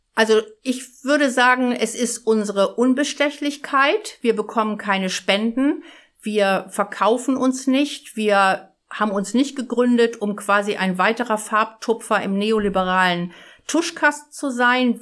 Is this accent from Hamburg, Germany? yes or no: yes; Hamburg, Germany; Ich komme aus Harburg